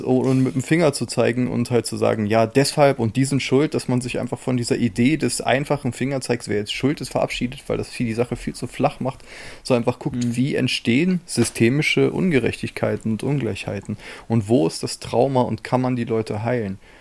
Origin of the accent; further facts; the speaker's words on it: Germany; als Deutscher